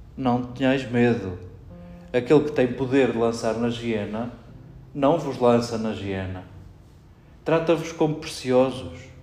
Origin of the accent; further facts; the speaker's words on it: Portugal; entre nós portugueses